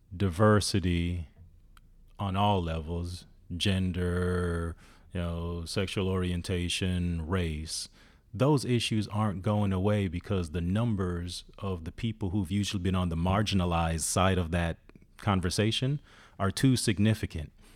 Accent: Jamaica; I'm from Jamaica

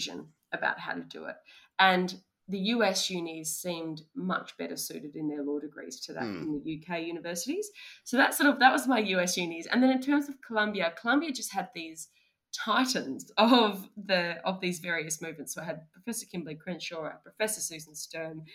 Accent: Australia; we as Australian lawyers

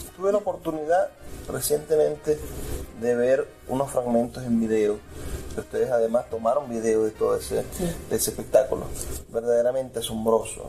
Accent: Maracaibo, Zulia, Venezuela

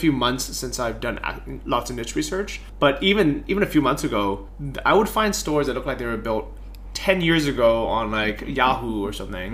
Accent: United States; as an American

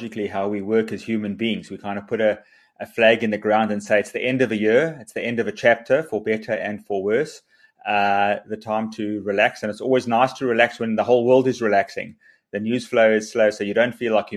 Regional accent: South Africa; South Africans are incredibly optimistic, resilient. We're entrepreneurial

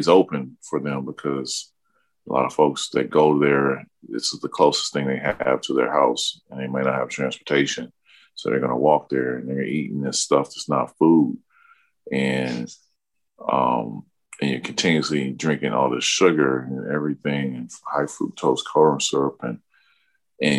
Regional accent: Mississippi, United States; now in Minneapolis, United States; I'm originally from Mississippi myself

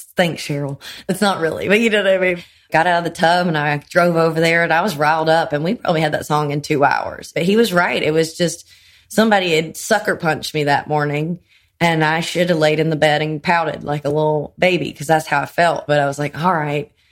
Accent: Greenville, South Carolina, United States; moved away as an adult; also born or lived in Los Angeles / New York City; now in Nashville, United States; As soon as I left South Carolina, eighteen

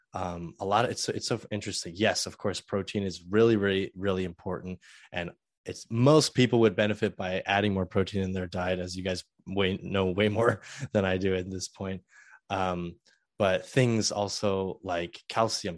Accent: Southern California, United States; moved away as an adult; also born or lived in San Francisco / Purdue (Indiana); I originally started college um, at San Francisco State because I'm from Southern California

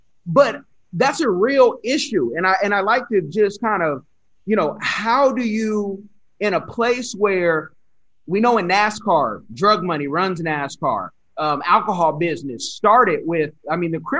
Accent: California, United States; also born or lived in Springfield; I'm originally from California, I've moved all over

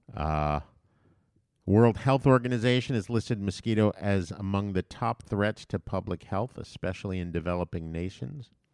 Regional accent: U.S. Virgin Islands; When I was a child growing up in Saint Thomas

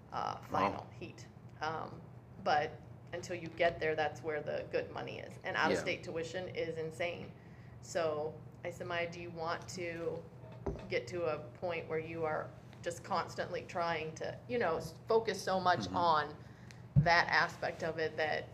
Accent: Canal Fulton, Ohio, United States; I grew up in Canal Fulton. I went to Northwest High School

